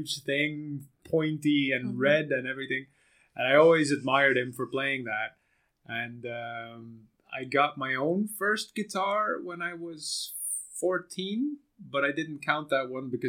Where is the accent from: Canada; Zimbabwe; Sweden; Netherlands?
Netherlands; also born or lived in Belgium; I'm from the Netherlands, not Germany.